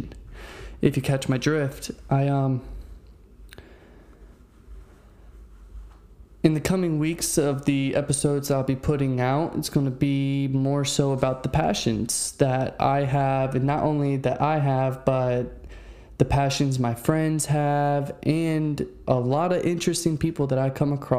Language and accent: English; Fredericksburg, Virginia, United States; also born or lived in Maryland; now in Central Florida, United States; I originated in Virginia in a small town named Fredericksburg